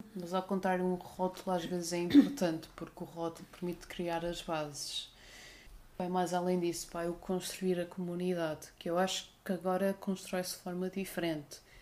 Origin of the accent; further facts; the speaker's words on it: Guimarães, Norte, Portugal; also born or lived in Porto; now in Algarve, Portugal; eu sou originalmente da cidade de Berço, Guimarães